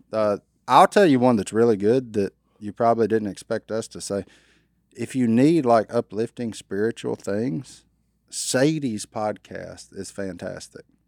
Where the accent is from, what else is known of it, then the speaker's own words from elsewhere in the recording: Louisiana, United States; I'm a redneck from Louisiana.